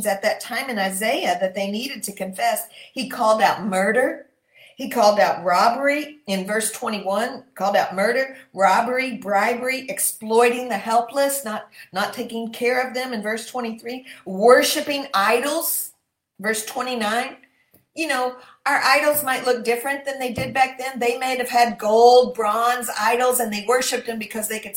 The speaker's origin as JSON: {"language": "English", "region": "Michigan", "country": "United States", "tie": "born or raised there", "said": "my home state of Michigan"}